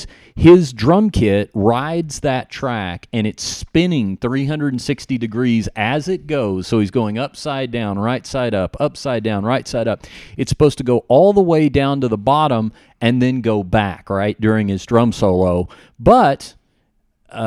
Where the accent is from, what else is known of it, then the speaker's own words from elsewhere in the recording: Dallas, Texas, United States; my hometown of Dallas, Texas.